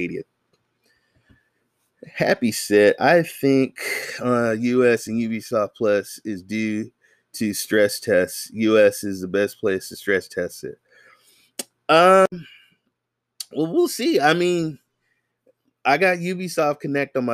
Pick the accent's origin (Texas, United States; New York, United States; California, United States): California, United States; the Bay Area; I'm from the Bay Area, San Francisco, Oakland, Marin, Hayward, Fremont